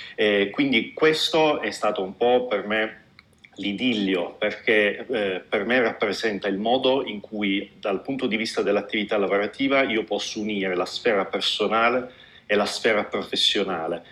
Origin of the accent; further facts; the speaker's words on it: Apulia, Italy; moved away as an adult; io mi sono laureato in medicina a Bari perché sono pugliese